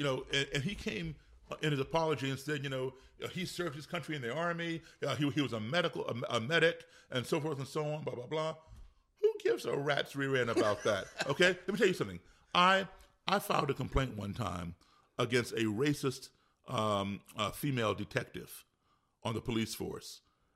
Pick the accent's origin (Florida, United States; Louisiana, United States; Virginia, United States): Virginia, United States; We, like I'm from Virginia, but people do.